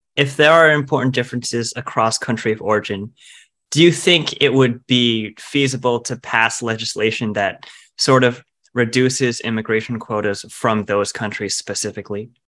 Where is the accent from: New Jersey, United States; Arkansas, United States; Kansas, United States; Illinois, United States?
New Jersey, United States; I'm also from New Jersey